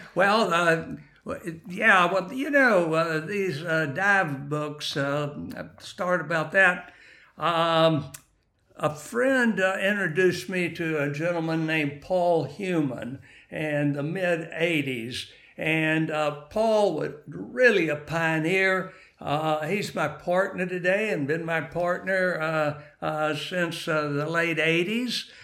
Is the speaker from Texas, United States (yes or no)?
yes; West Texas, United States; moved away as an adult; now in Jacksonville, United States; I am originally from, um, West Texas